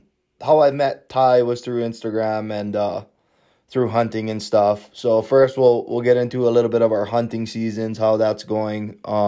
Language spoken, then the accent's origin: English; Hawaii, United States; I'm from Hawaii